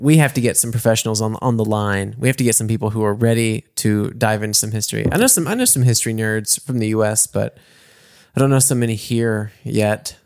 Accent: Mississippi, United States; now in Munich, Germany; my hometown

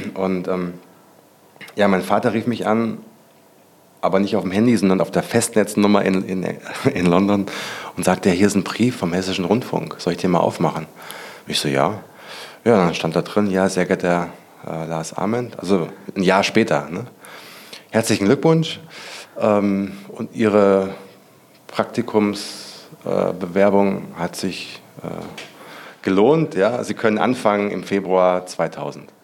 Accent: Hesse, Germany; ich bin ja auch auf dem Dorf aufgewachsen. Ich komme ja aus Hessen

